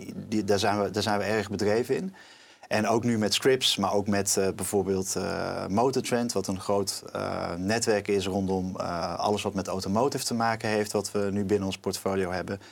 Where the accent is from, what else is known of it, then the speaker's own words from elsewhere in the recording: North Brabant, Netherlands; ik kom ook uit Brabant, dus vlakbij de grens.